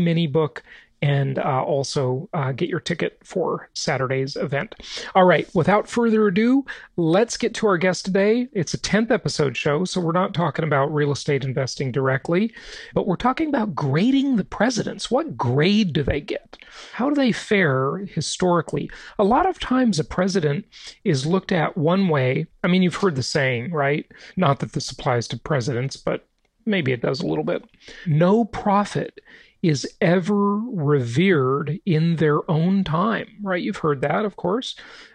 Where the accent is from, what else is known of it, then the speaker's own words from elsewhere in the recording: Los Angeles, California, United States; where I grew up in Los Angeles